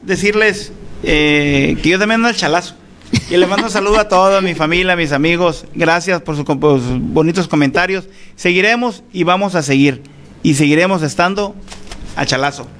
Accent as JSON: {"language": "Spanish", "town": "Álamos", "region": "Sonora", "country": "Mexico", "also_born_or_lived": "Navojoa", "said": "Fui secretario del Ayuntamiento en Álamos en el 2006"}